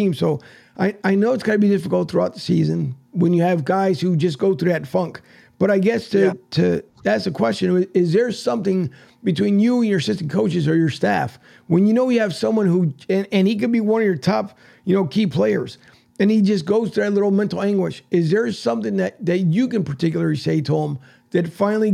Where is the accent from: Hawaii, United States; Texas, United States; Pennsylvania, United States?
Pennsylvania, United States; Philadelphia; moved away; I was born and raised in Philly